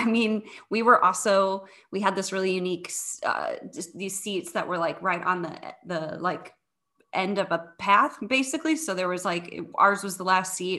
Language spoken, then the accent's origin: English; St. Louis, Missouri, United States; now in Chicago, United States; I grew up in the St. Louis area